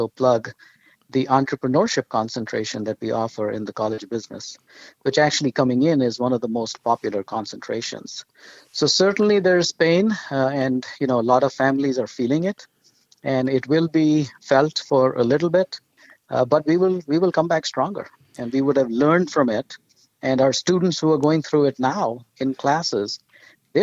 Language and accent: English; India; moved away; my wife and I grew up in India